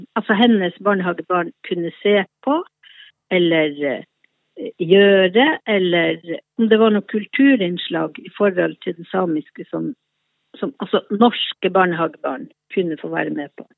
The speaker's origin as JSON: {"language": "Norwegian", "town": "Båtsfjord", "region": "Finnmark", "country": "Norway", "moved": "as an adult", "lives_now": "Oslo, Norway", "said": "Jeg er fra Båtsfjord i Øst-Finnmark"}